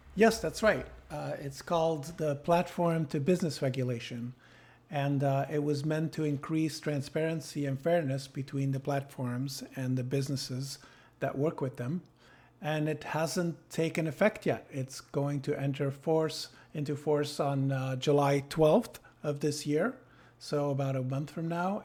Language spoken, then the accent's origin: English; Sydney, New South Wales, Australia; now in Belgium; I was born in Sydney